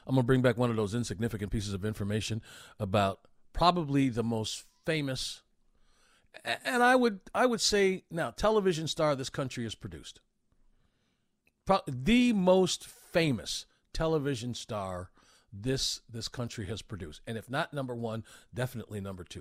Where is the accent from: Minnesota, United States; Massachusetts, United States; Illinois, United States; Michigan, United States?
Illinois, United States; Chicago; now in Atlanta, United States; the entire time I grew up in Chicago